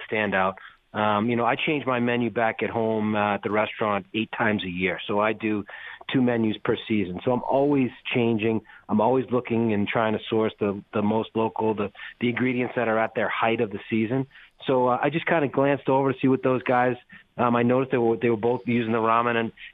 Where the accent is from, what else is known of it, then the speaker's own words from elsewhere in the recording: Needham, Massachusetts, United States; also born or lived in Boston; I was born in Boston. I grew up in a little town called Needham.